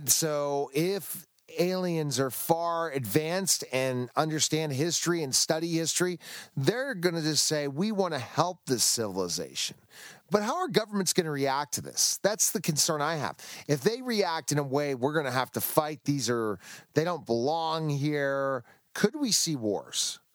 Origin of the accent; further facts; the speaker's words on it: United States; I'm an American